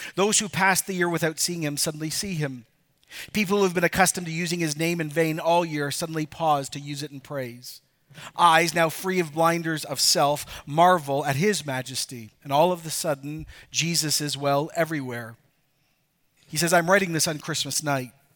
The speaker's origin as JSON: {"language": "English", "country": "Ecuador", "tie": "born or raised there", "moved": "yes", "said": "I could actually show my kids where I grew up in Ecuador."}